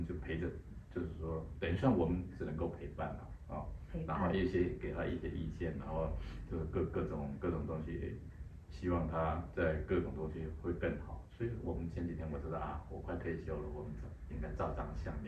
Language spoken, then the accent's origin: Chinese; Taiwan; 对，是我们台湾人这样子。